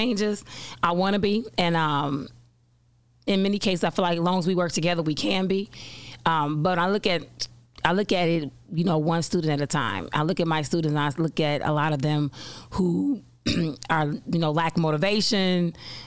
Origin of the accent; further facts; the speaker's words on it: Chicago, Illinois, United States; Born and raised on the South Side. Actually, I was born and raised in the Back of the Yards neighborhood, the same neighborhood in which my school is located